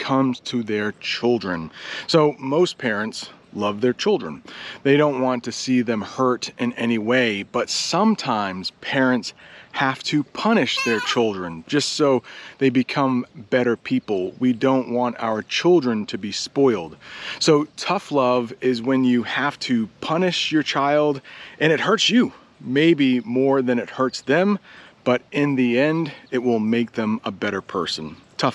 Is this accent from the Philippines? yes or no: no; United States; I'm an American